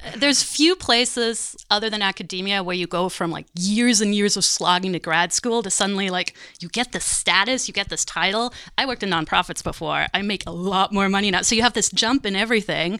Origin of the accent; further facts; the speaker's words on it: Germany; moved away; also born or lived in Montreal, Canada; So I'm German. I grew up in Germany.